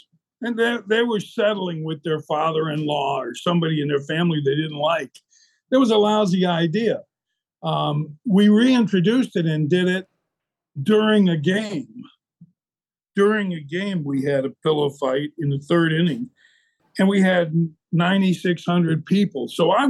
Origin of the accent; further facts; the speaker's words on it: Tucson, Arizona, United States; born there; also born or lived in New Mexico; I was born in Tucson. We lived in the mountains of New Mexico.